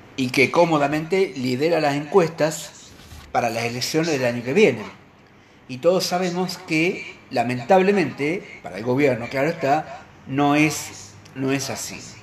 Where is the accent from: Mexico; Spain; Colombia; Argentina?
Argentina; como muchos argentinos